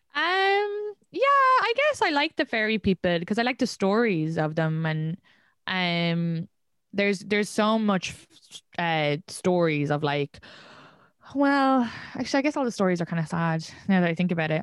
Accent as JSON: {"language": "English", "country": "Ireland", "tie": "born or raised there", "moved": "as an adult", "lives_now": "New York, United States", "said": "I grew up in Ireland."}